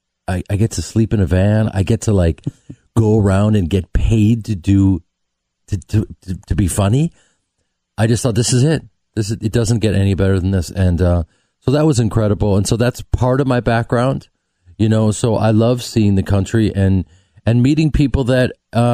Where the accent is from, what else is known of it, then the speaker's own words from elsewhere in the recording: Chicago, Illinois, United States; I'm from Chicago